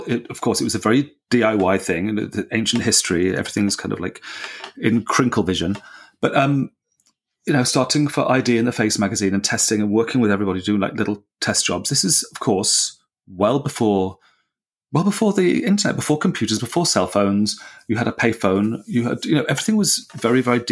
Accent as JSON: {"language": "English", "region": "South West England", "country": "United Kingdom", "tie": "born or raised there", "said": "I was born in the South and grew up in the Southwest of England"}